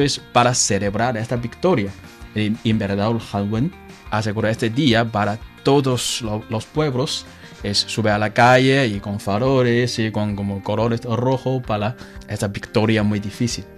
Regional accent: northern China, China; Spanish is a second language; Soy de norte

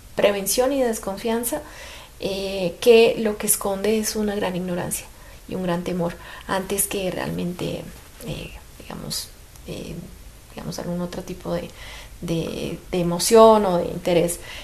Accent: Colombia; lo digo como colombiana

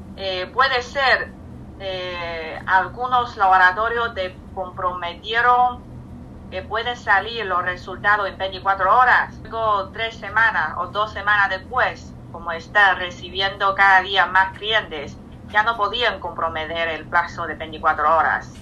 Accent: China; Spanish is a second language; moved away; llevo casi 14 meses sin volver a China

